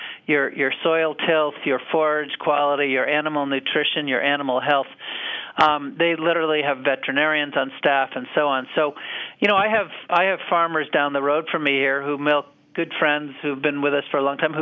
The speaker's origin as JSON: {"language": "English", "region": "New Hampshire", "country": "United States", "tie": "born or raised there"}